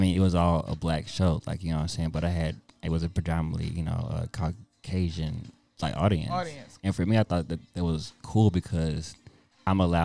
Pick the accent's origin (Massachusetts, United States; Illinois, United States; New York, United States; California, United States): Illinois, United States; Chicago; now in Houston, United States; I'm from Chicago